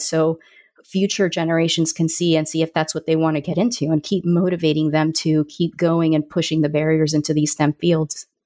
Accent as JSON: {"language": "English", "town": "Orlando", "region": "Florida", "country": "United States", "tie": "born or raised there", "said": "I grew up in Orlando, Florida"}